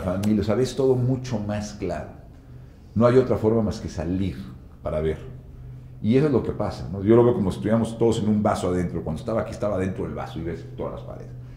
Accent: Mexico

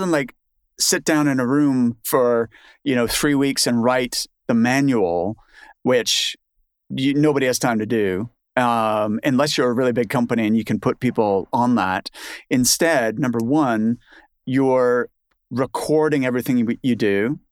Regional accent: Canada; moved away as an adult; now in United Kingdom; I'm Canadian

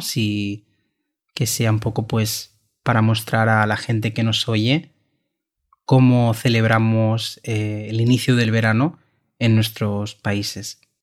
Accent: Catalonia, Spain; de la comunidad de Cataluña, donde, de donde yo soy

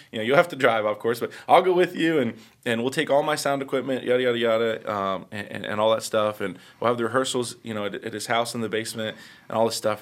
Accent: Indianapolis, Indiana, United States; first four or five years of my life, I grew up on the west side of Indianapolis

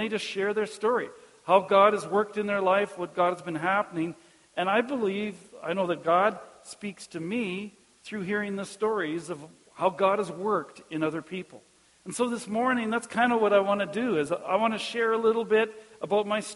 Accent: Caronport, Saskatchewan, Canada; also born or lived in Melfort; when I was growing up in Cairnport, no outsiders lived in Cairnport

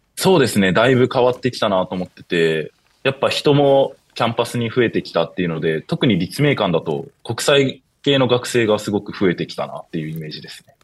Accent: Shizuoka, Japan; moved away; 僕は静岡出身です。

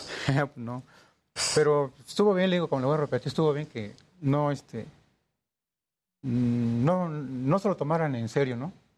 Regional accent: Poza Rica, Veracruz, Mexico; now in Ecatepec, Mexico; Yo soy este, originario del estado de Veracruz, soy de Poza Rica

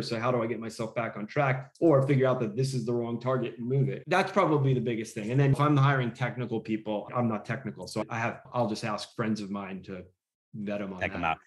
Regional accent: outside of New York City, United States; also born or lived in Los Angeles / San Francisco; now in Austin, United States; I grew up in outside of New York City and I lived in LA and San Francisco

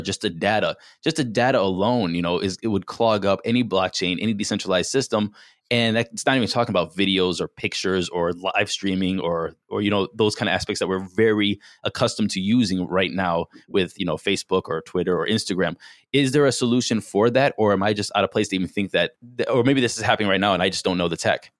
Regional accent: Solon, Ohio, United States; moved away; also born or lived in San Diego; I'm from Cleveland

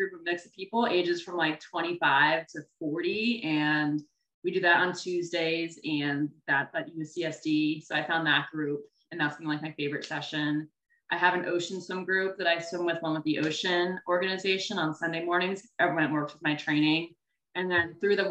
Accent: Northern Virginia, United States; moved away as an adult; also born or lived in Massachusetts; now in Encinitas, United States; I grew up, I'm from Virginia, Northern Virginia, outside of Washington, D.C. I grew up there, was there my whole life

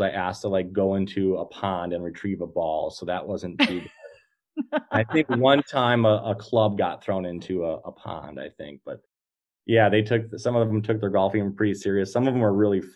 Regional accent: Green Bay, Wisconsin, United States; Not only from Wisconsin, I'm from Green Bay

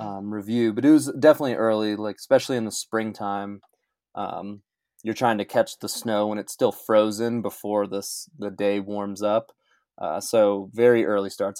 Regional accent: Brighton, Colorado, United States; moved away as an adult; also born or lived in Salt Lake City, Utah; now in Cottonwood Heights, United States; I was born and raised in Brighton, Colorado, and I spent twenty-seven years uh, there

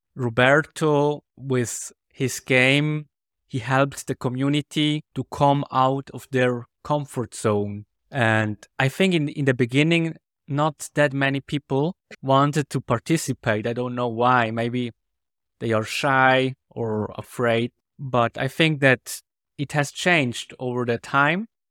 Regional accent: Switzerland; English is a second language; we have a lot of different dialects in Switzerland

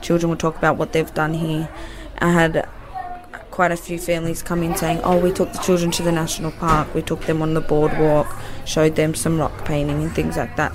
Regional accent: Wollongong, New South Wales, Australia; my dad's Aboriginal and we're from Wollongong

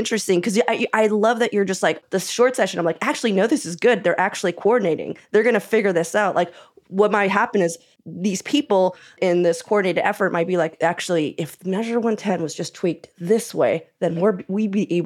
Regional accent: Portland, Oregon, United States; I'm from North Portland

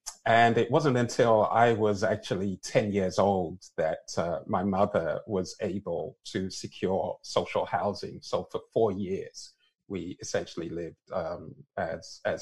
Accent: London, United Kingdom; also born or lived in Lagos, Nigeria; now in Canada; I was born and raised in London, England.

